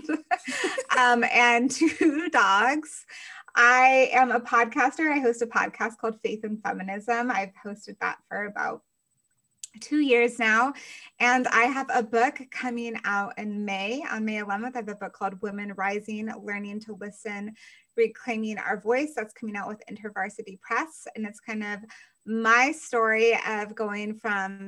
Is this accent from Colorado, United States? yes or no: yes; Colorado, United States; now in Georgia, United States; I'm from Colorado. I currently live in Georgia